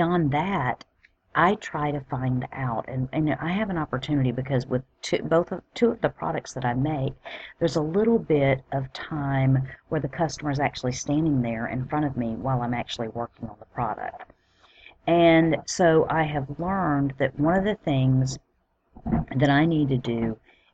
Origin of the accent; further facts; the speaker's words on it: Alabama, United States; moved away; I'm originally from Alabama